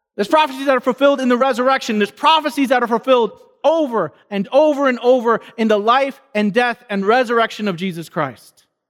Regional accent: New York City, New York, United States; I grew up in New York City

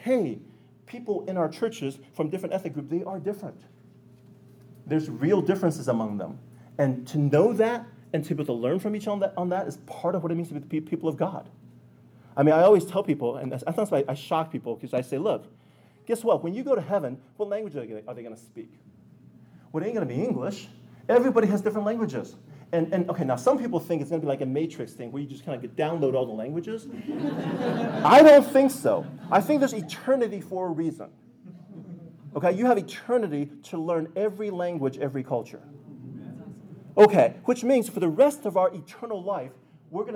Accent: United States; Being Chinese American

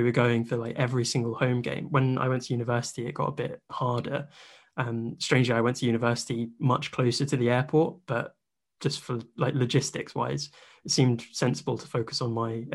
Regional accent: England, United Kingdom; as like an English Bayern fan

